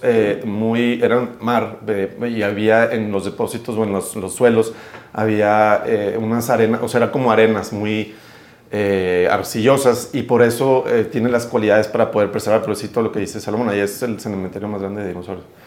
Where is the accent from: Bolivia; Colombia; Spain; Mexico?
Mexico